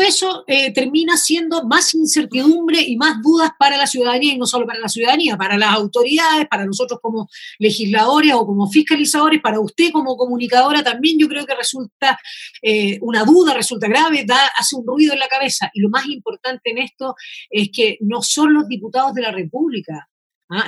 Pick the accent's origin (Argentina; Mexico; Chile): Chile; somos varios los chilenos